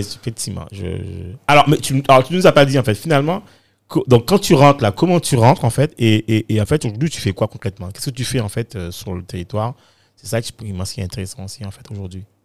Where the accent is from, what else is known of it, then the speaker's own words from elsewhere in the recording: Guadeloupe; moved away; also born or lived in Bedford, England / Paris, France; je suis parti de, de la Guadeloupe, enfin des Antilles, hein, enfin de la Caraïbe